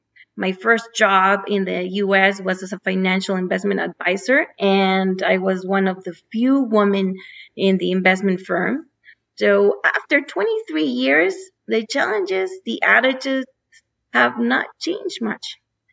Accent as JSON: {"language": "English", "country": "Mexico", "tie": "born or raised there", "also_born_or_lived": "United States", "said": "So I grew up in Mexico and in the U.S. So I basically call myself a NAFTA baby because I had opportunities to study and work in the 3 different countries."}